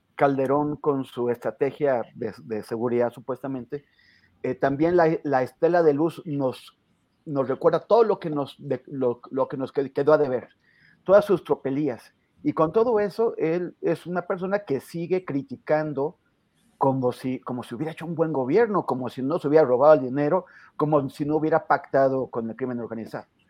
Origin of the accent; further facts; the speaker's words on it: northern Mexico, Mexico; now in Mexico City, Mexico; siendo norteño